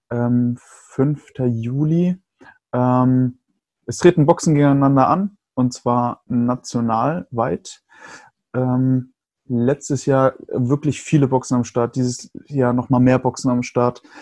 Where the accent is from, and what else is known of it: Germany